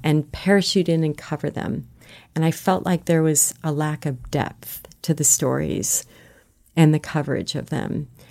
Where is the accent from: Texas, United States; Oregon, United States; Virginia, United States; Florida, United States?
Florida, United States; South; moved away; grew up in South Florida